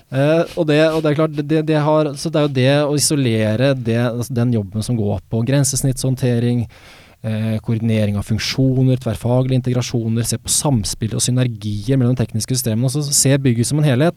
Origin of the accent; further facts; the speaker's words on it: Sandefjord, Vestfold, Norway; moved away; also born or lived in Oslo; Jeg flytta jo fra Oslo hjem til Sandefjord, der jeg er fra, for, for fire år siden